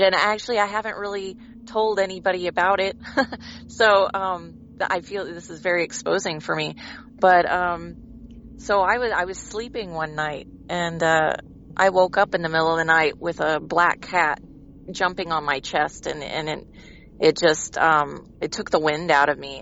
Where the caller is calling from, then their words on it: Branson, Missouri, United States; I'm calling from Branson, Missouri.